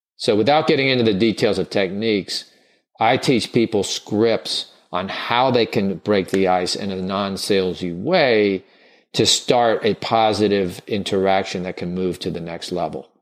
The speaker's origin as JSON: {"language": "English", "region": "the South", "country": "United States", "tie": "born or raised there", "said": "I grew up in the South"}